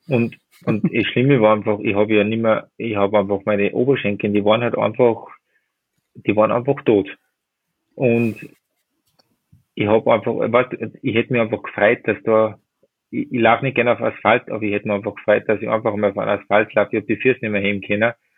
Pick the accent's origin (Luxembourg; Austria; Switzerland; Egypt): Austria; Werfenweng, Salzburg; in meiner Heimat in Werfmen